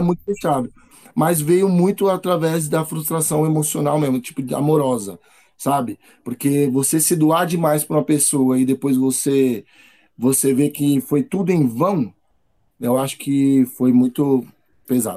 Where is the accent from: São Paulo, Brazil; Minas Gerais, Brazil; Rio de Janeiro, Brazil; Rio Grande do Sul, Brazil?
São Paulo, Brazil; Moro com meus pais, Estou aqui na, em São Paulo, Zona Sul